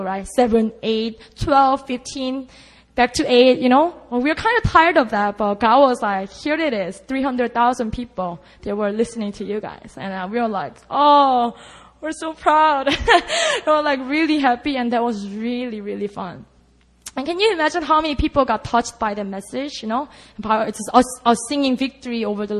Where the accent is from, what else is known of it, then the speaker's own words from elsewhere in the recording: Busan, South Korea; moved away; oh, that's my hometown.